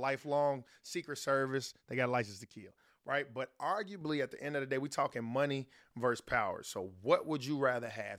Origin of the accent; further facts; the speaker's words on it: Chicago, Illinois, United States; I'm from the south side of Chicago